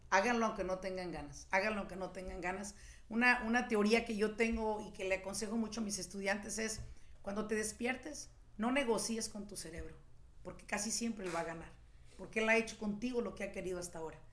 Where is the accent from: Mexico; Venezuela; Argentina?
Mexico; now in United States; Yo soy mexicana